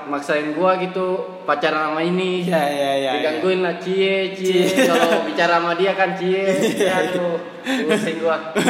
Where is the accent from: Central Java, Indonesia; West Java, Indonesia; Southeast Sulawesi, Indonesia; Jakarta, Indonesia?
Southeast Sulawesi, Indonesia; Kendari; also born or lived in Makassar; gua asli Kendari kan, oh.